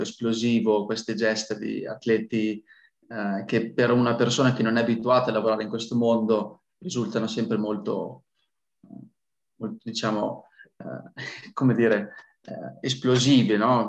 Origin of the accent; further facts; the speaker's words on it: Piacenza, Emilia-Romagna, Italy; also born or lived in Milan; io sono piacentino, quindi sono di Piacenza